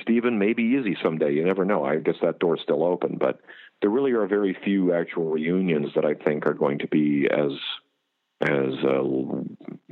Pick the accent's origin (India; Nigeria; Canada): Canada; moved away as an adult; also born or lived in Las Vegas, United States; now in United States; I'm from Canada originally. I came down to the States 11 years ago